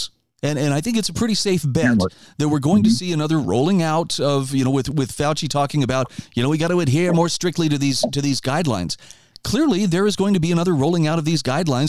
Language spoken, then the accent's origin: English; Idaho, United States; my home state of Idaho